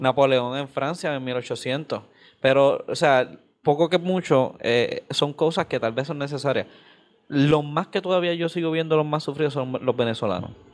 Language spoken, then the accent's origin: Spanish; Carolina, Puerto Rico; yo soy de Carolina